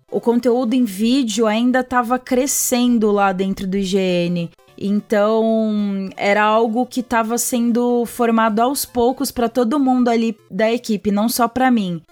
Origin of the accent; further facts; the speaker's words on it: Santo André, São Paulo, Brazil; moved away as an adult; also born or lived in São Bernardo do Campo; now in São Paulo, Brazil; Eu nasci em São Bernardo do Campo, do A B C Paulista, e cresci a vida inteira em Santo André, que é ali do ladinho de São Bernardo